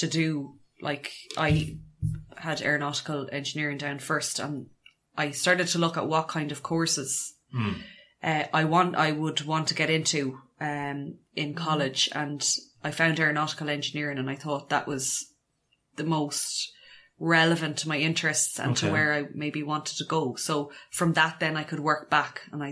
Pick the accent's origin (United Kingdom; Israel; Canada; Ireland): Ireland; Mayo, Connacht; I grew up in Mayo in the 80s